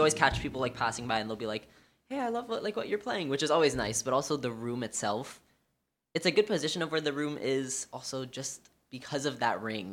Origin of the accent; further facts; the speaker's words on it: New York City, New York, United States; I grew up here on the Upper West Side